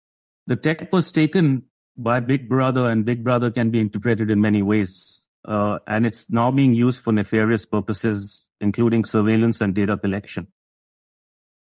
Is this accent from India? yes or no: yes; India; moved away as an adult; now in United States; I originally came from India. I grew up in India. I came here in my early 20s.